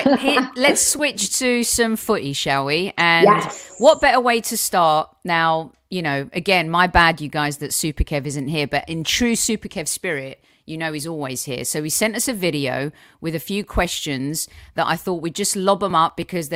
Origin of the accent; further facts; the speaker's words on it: United Kingdom; now in United States; as a Brit and as a woman